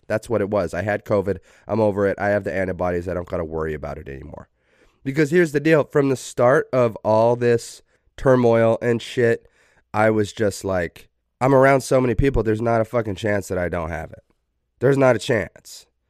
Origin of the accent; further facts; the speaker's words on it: Idaho, United States; Preston, Idaho, which is, like, an hour away from my hometown.